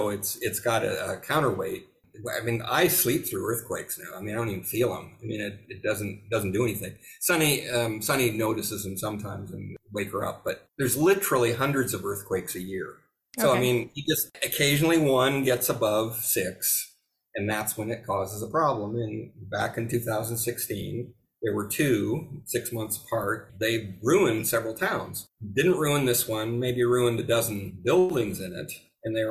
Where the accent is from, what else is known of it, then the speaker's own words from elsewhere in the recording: California, United States; moved away as an adult; also born or lived in Seattle; now in Italy; I grew up in California